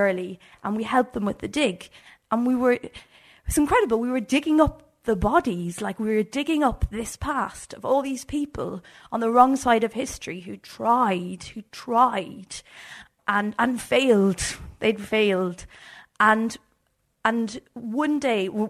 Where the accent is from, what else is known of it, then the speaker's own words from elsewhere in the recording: Ireland; as like an Irish country girl